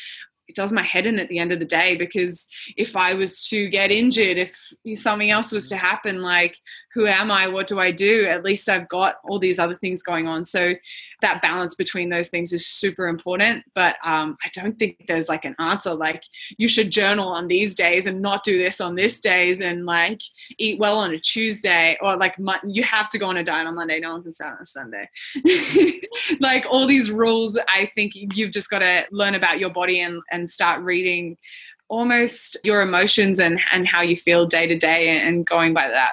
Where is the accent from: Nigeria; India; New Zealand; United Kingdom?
New Zealand; accent: Australian; now in Australia; I live in Australia. I sound Australian, but I'm from New Zealand.